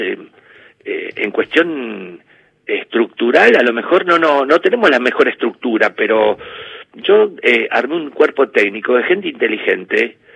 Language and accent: Spanish; Lanús, Buenos Aires Province, Argentina; Mira, siempre que me fui de Lanús fui infeliz así que termino volviendo. Y estoy viviendo en la misma casa que me crié, este, en la casa de mi viejo, que es un departamentito de dos ambientes.